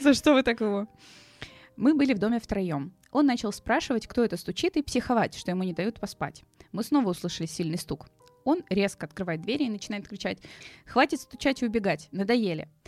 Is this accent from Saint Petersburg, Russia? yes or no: yes; Saint Petersburg, Russia; я как петербурженка